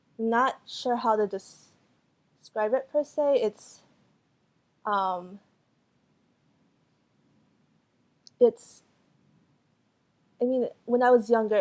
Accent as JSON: {"language": "English", "town": "Fort Myers", "region": "Florida", "country": "United States", "tie": "born or raised there", "also_born_or_lived": "Albuquerque, New Mexico", "first_language": "Cantonese", "second_language": "English", "moved": "as an adult", "lives_now": "Madison, United States", "said": "the community that I grew up in Florida, in Fort Myers, Florida"}